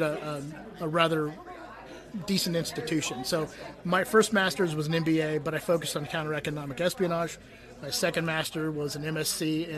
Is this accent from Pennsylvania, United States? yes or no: no; Silicon Valley, California, United States; now in North Carolina, United States; I grew up in Silicon Valley, in and out of the city, so I've been around computers my entire life.